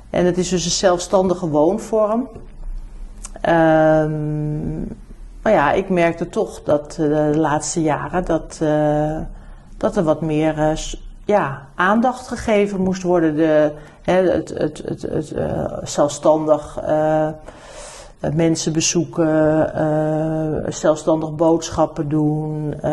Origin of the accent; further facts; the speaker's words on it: New Zealand; born there; Ik ben niet in Nederland geboren, ik ben in Nieuw-Zeeland geboren. Mijn eh, ouders zijn eh, geëmigreerd geweest samen.